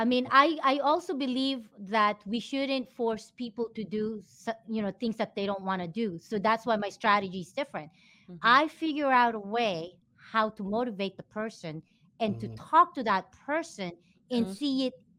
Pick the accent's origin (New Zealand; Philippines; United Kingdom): Philippines; I'm not Vietnamese, I'm Filipino